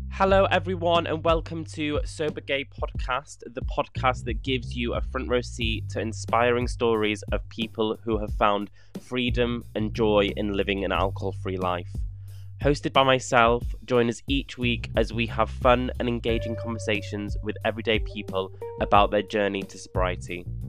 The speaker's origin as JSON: {"language": "English", "region": "North Wales", "country": "United Kingdom", "tie": "born or raised there", "said": "I was brought up in North Wales"}